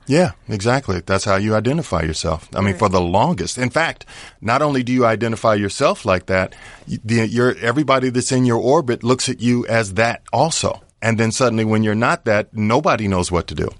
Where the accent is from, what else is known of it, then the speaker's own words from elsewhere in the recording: Indianapolis, Indiana, United States; moved away as an adult; also born or lived in Colorado Springs, Colorado; now in Los Angeles, United States; I'm originally from Indianapolis, Indiana. You know, played high school basketball and all that good stuff there